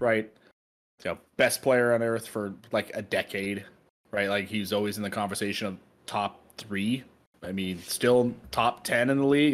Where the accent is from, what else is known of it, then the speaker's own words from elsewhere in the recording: Dallas-Fort Worth, Texas, United States; growing up in the Dallas-Fort Worth area